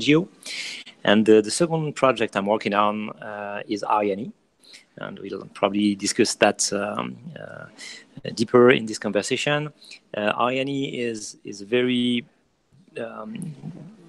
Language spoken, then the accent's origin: English; France; accent: French; English is a second language; moved away as an adult; now in New York, United States; I'm an entrepreneur, French entrepreneur, obviously. I think you hear that in my accent